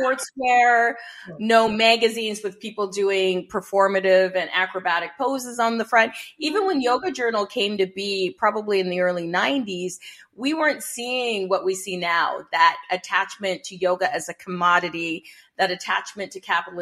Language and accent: English; Canada; I'm Canadian. I'm living in Canada